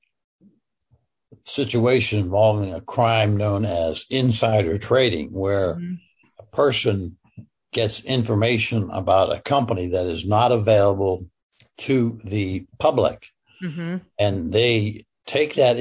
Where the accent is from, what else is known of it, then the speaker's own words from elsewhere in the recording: Pittsburgh, Pennsylvania, United States; I'm from Pittsburgh